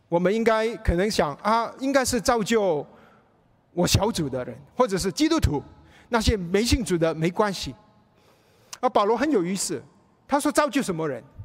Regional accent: Malaysia; now in United States; 我回去马来西亚亲人不信主

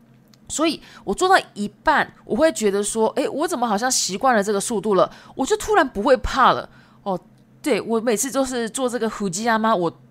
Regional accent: Shizuoka, Japan; Chinese is a second language; 那我的故乡呢，也在静冈县。

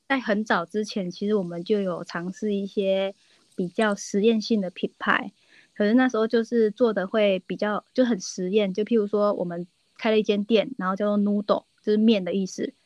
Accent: Taiwan; 我们就是活在台湾，然后受到很多台湾在地文化的影响

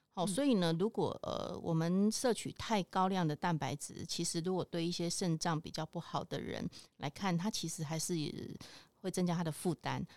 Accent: Taiwan; 或者是我们台湾这边传统的素肉

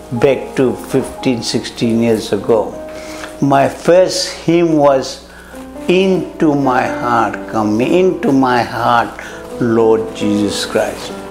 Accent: Fiji

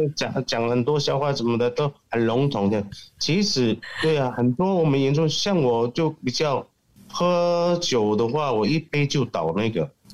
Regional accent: Ruisui, Hualien County, Taiwan; 我是来自台湾的花莲瑞穗，加拿大部落

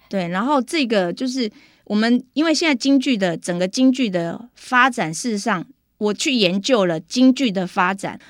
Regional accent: Taixi, Yunlin County, Taiwan; born or raised there; accent: Taiwanese Mandarin

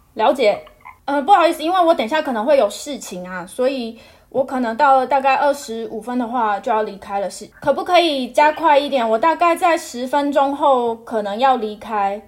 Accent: Taiwan; moved away as an adult; now in Canada; 我是台湾人啊

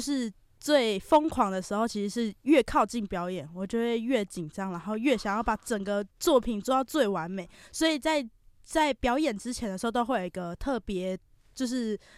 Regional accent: Taichung, Taiwan; 因为其实我本身是台中人 然后是国中的时候就因为这样子的关系，然嗯后就哼。在台中的一间舞蹈教室学跳舞

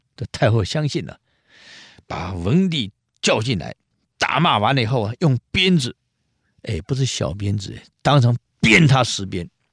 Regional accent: Taiwan; 我们台湾人很少尝试到零下二十度以下那种气候

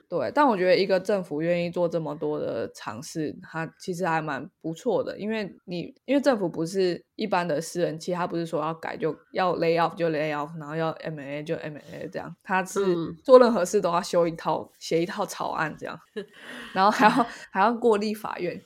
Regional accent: Taiwan; 我觉得我们台湾人最熟悉的应该是农民跟渔民吧。

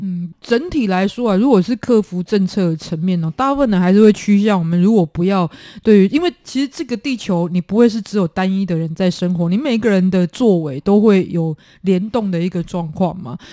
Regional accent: Taiwan; 我们台湾小时候在夜市玩捞金鱼

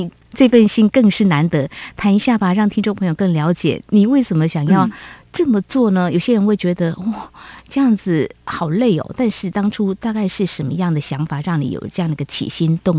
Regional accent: Yunlin County, Taiwan; moved away as an adult; 我的故乡云林，它有着。很美的名字，云海跟树林交汇处，我总是这样子想着我的家乡哦。

